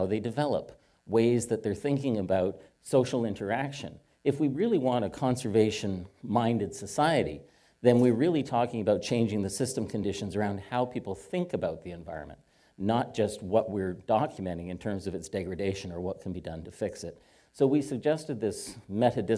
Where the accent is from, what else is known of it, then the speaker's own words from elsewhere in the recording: Hamilton, Ontario, Canada; I am Canadian. I was born just south of the California border, officially. In a place called Hamilton, Ontario